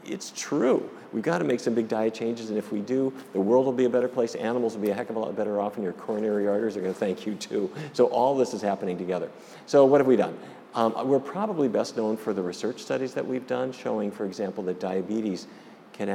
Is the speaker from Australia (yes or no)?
no; Fargo, North Dakota, United States; born or raised there; also born or lived in Minneapolis